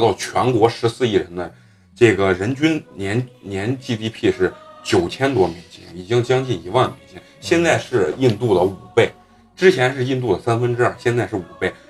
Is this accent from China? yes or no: no; Malaysia; 我们马来西亚人呢有自己的这个呃，就是说呃处世之道